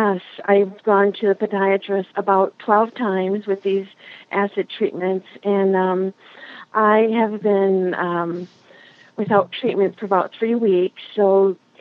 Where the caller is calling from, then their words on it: Swartz Creek, Michigan, United States; I'm calling from Schwartz Creek, Michigan